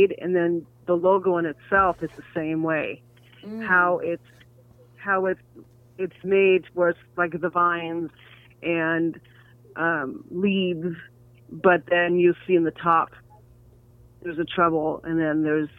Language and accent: English; New York, United States; I grew up in New York